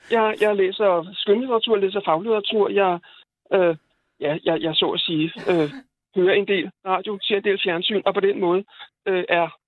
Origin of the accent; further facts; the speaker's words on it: Copenhagen, Capital Region of Denmark, Denmark; At Skal jeg... tale på en bestemt måde, når man er fra København?